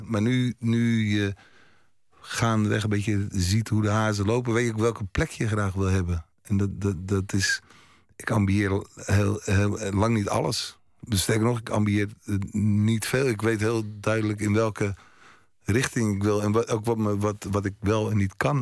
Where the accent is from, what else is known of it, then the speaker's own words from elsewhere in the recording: Haarlem, North Holland, Netherlands; Haarlem, dat is mijn, mijn geboortestad